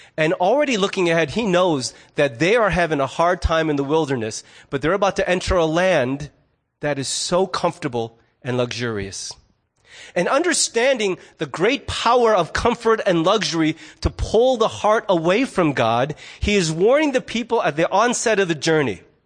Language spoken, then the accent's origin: English; United States; I'm also a fiercely independent American